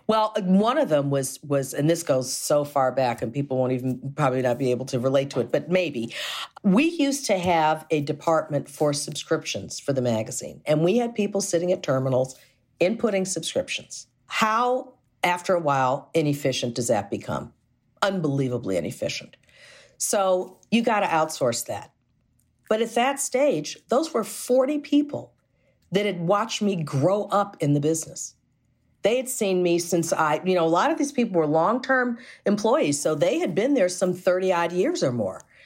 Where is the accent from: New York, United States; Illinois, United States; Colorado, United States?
Illinois, United States; Chicago; born and raised in Chicago